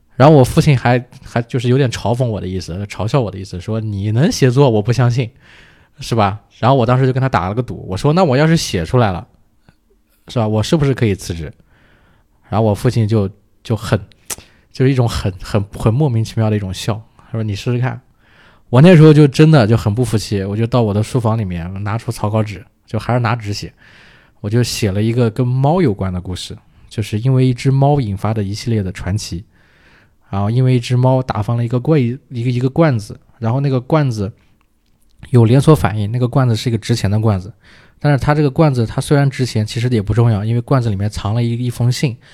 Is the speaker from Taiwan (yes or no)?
no; Hefei, Anhui, China; 我是合肥人